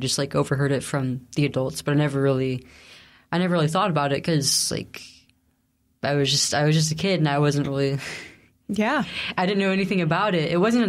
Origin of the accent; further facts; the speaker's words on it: Central Valley, California, United States; I grew up in the Central Valley, California.